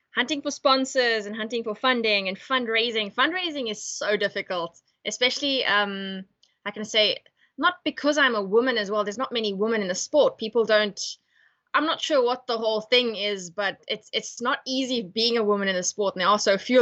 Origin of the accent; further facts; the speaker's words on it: East London, Eastern Cape, South Africa; moved away; also born or lived in North West, South Africa; I come from East London